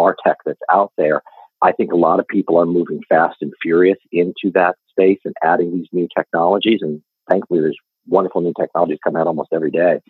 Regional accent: Reno, Nevada, United States; moved away as an adult; also born or lived in Los Angeles, California; now in Austin, United States; I was born in Reno, Nevada. I grew up there and went to school at the University of Nevada in Reno

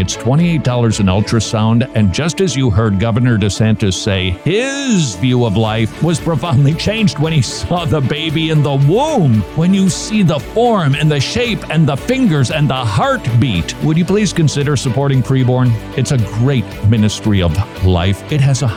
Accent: Minnesota, United States; now in Georgia, United States; being a Minnesotan

